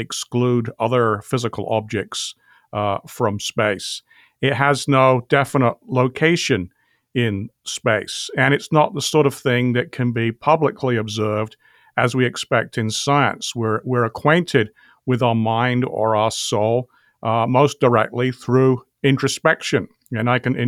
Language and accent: English; England, United Kingdom; accent: British; I grew up in England. My father's parents were both from Normandy, France, however, so that's where the French surname comes from.